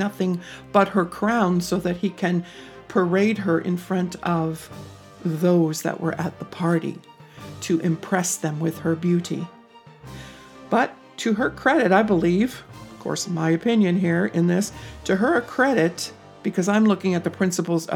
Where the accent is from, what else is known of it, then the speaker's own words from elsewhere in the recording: United States; as an American woman